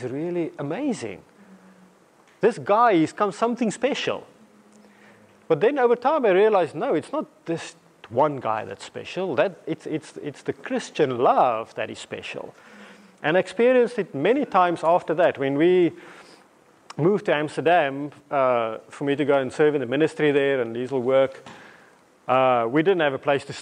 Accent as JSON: {"language": "English", "country": "South Africa", "tie": "born or raised there", "also_born_or_lived": "England / Namibia", "moved": "as an adult", "lives_now": "Watford, United Kingdom", "said": "growing up in South Africa"}